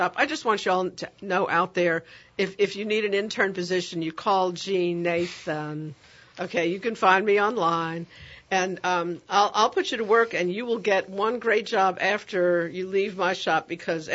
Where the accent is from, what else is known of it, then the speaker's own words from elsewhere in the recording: New York, United States; moved away; I'm from New York